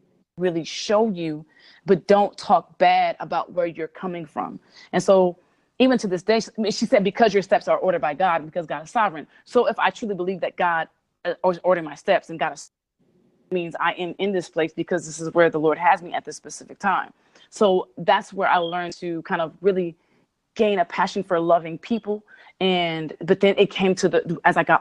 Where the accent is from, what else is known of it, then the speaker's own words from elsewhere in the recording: Cerritos, California, United States; also born or lived in Compton; I lived in a city called Cerritos, which is really very suburban